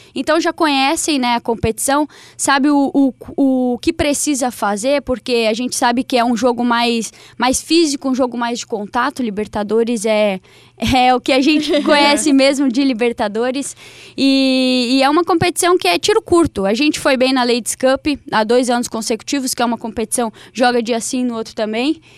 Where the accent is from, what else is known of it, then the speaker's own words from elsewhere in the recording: interior of Santa Catarina, Brazil; Eu sou do interior de Santa Catarina